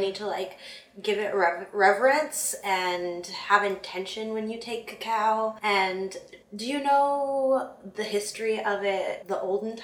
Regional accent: South Dakota, United States; moved away as an adult; also born or lived in New Zealand; my hometown state, South Dakota

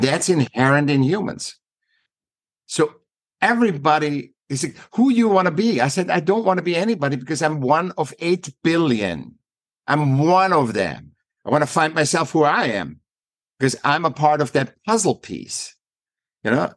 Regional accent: Vienna, Austria; moved away as an adult; now in United States; I was born in Vienna, uh, Austria

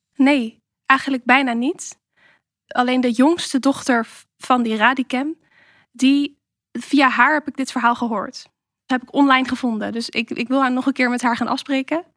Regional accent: Rotterdam, South Holland, Netherlands; waar kom jij nou echt vandaan? Dan zeg ik Rotterdam

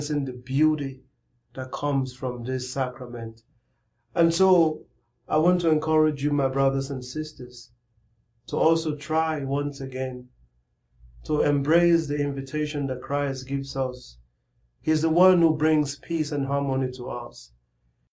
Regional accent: Nigeria; growing up in Nigeria, in my parish

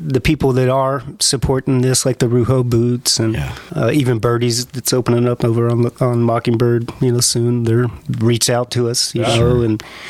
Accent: Dallas, Texas, United States; I was born in Baylor, grew up on basically Malcolm Court, Bobolink, Abrams area.

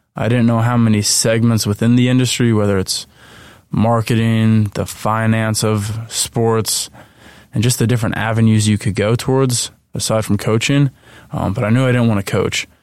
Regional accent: Flemington, New Jersey, United States; moved away as an adult; also born or lived in central Pennsylvania; I'm originally from Flemington, New Jersey

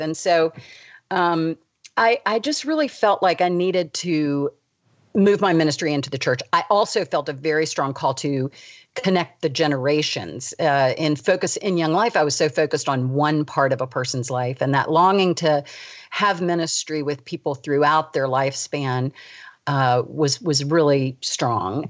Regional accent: United States; also born or lived in Davidson, North Carolina; we moved to the suburbs of D C

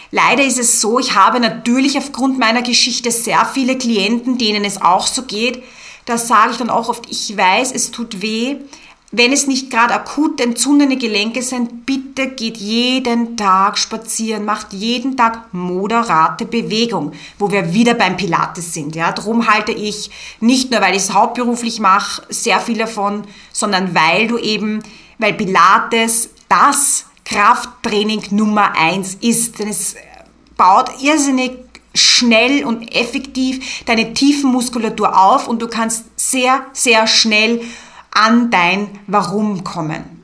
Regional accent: Austria; Bei uns in Österreich ist es so, dass du rein theoretisch im Sportbereich nicht mal eine Ausbildung benötigst und Kurse leiten kannst.

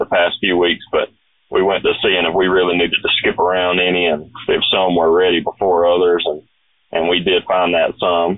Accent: Headland, Alabama, United States; I grew up in Headland, and I went to school there

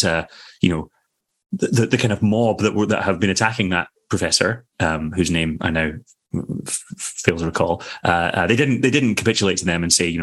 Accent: Scotland, United Kingdom; now in London, United Kingdom; being Scottish makes me

